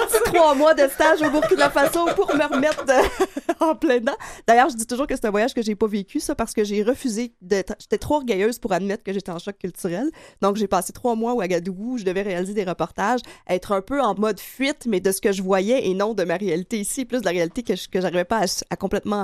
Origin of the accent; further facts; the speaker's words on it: Quebec, Canada; accent: gros accent du lac Saint-Jean; mon gros accent du lac Saint-Jean